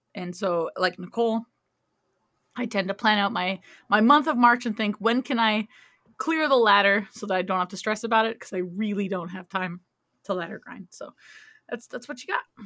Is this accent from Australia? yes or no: no; Canada; I am Canadian.